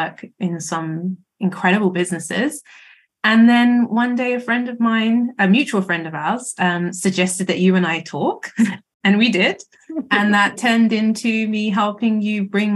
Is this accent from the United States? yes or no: no; United Kingdom; as you can probably hear from my accent, I'm from the UK